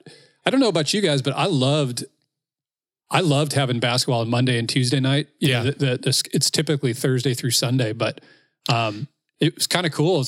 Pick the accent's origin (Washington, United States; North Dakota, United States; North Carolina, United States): Washington, United States; I'm from Washington.